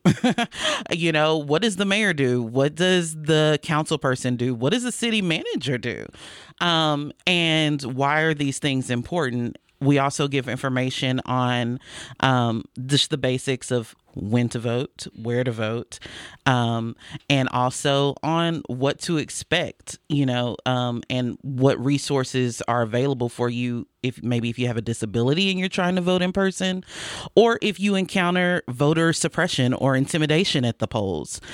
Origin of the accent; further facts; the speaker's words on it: Fort Worth, Texas, United States; I was born and raised here in Fort Worth